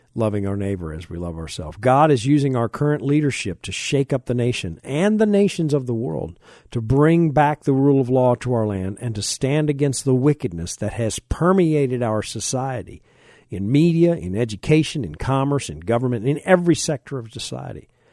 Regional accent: United States; I am a Christian before I'm an American

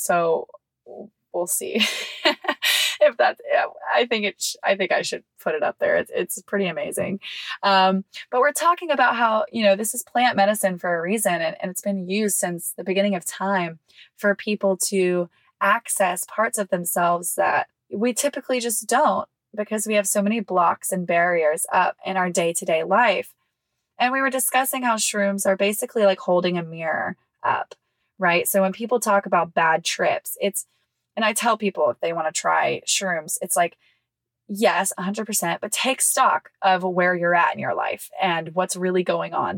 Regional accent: Mississippi, United States; moved away; my hometown in Mississippi

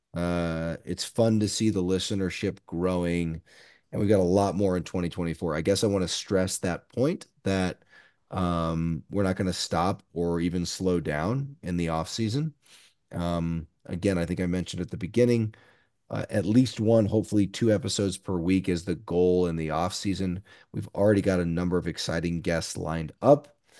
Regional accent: Lincoln, Nebraska, United States; moved away as an adult; also born or lived in Washington, D.C. area; now in Bend, United States; Diehard Husker fan, born and raised in Lincoln, I currently live in Bend, Oregon

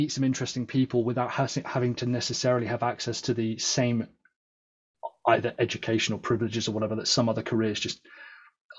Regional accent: London, United Kingdom; now in South West England, United Kingdom; I was born in London, but I'm the first in my family to have been born in the UK

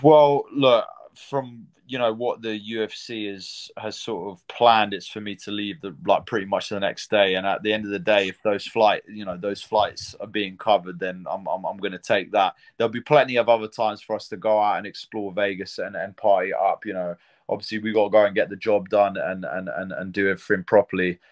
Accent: United Kingdom; being a British fighter

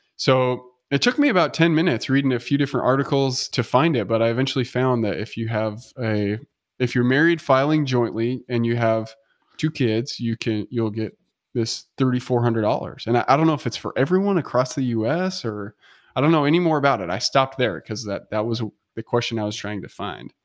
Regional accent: United States; as an American

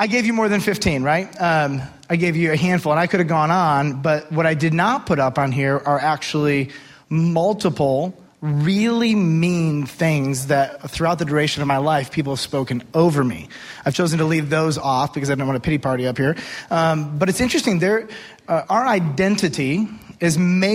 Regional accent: United States; I am an American

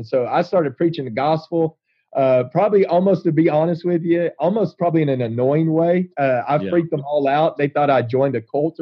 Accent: Texas, United States; I grew up in Texas in a little town south of Waco

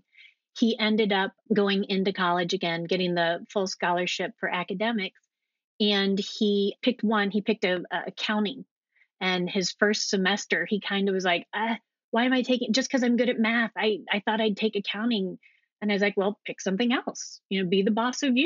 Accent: United States; also born or lived in Alexandria, Virginia; I grew up right outside of Washington, D.C., inside the Beltway.

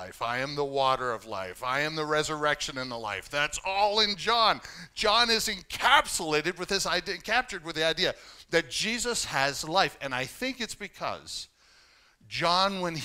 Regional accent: Canada; growing up as a Canadian

